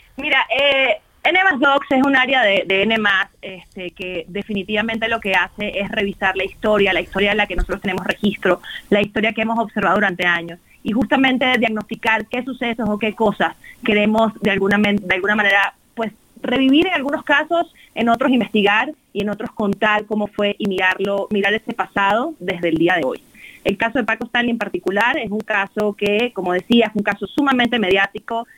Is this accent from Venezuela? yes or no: yes; Venezuela; now in Mexico; soy nacida en Venezuela, soy venezolano-mexicana.